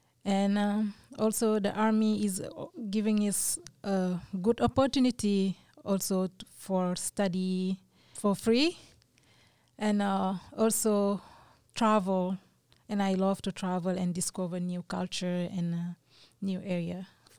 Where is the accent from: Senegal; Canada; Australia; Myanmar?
Senegal; moved away as an adult; now in United States; I grew up in Senegal. I have high school in Senegal.